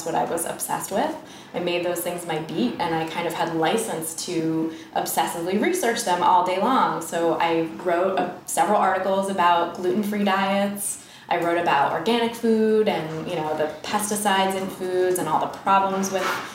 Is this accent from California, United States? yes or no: yes; Bay Area, California, United States; moved away as an adult; now in New York, United States; I'm actually from California, from the Bay Area, and I went to school out there